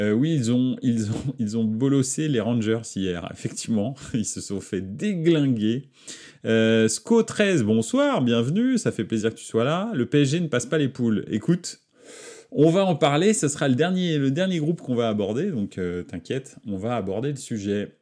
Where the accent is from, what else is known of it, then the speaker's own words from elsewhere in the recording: Paris, Île-de-France, France; Paris, c'est ma ville, c'est là où j'ai grandi